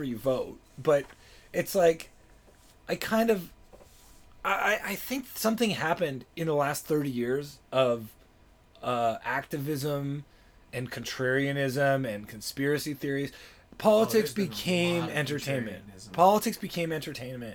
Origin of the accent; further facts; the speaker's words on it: Toronto, Ontario, Canada; moved away as an adult; now in Los Angeles, United States; I was born in Toronto, and then I was doing comedy in Toronto